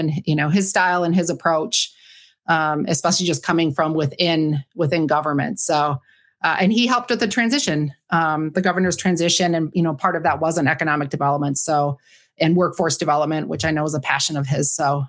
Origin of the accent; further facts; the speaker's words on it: Marquette, Michigan, United States; I am a Youper. Yes. Born and raised in Marquette. A little bit north of Marquette